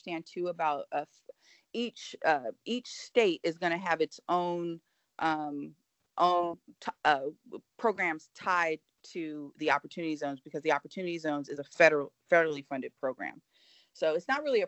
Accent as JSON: {"language": "English", "country": "United States", "said": "I, as an American, as a voter"}